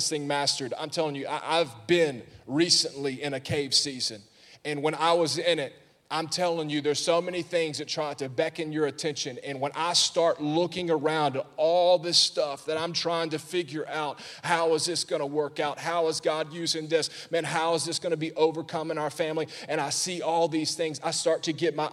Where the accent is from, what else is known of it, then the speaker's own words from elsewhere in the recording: Alabama, United States; I'm from Alabama